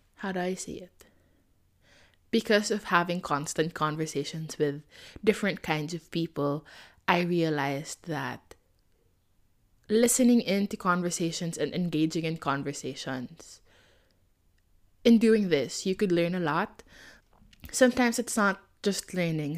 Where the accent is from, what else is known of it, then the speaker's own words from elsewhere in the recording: Philippines; I am Filipino and I wanted to stay true to my roots